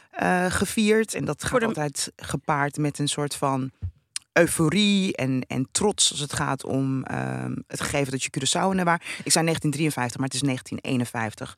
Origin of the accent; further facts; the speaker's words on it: Netherlands; also born or lived in Rotterdam; ik ben een Nederlandse, want ik ben hier geboren.